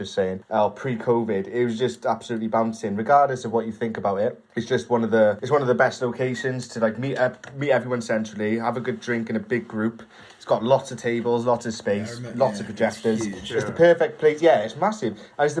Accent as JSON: {"language": "English", "region": "Wales", "country": "United Kingdom", "accent": "Welsh", "said": "I'm Welsh."}